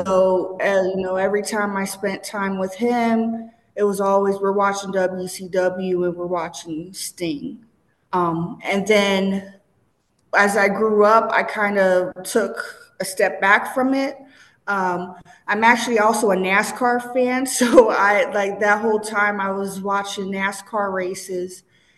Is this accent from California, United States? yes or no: no; Cincinnati, Ohio, United States; She was a black educator. She opened up a school in Cincinnati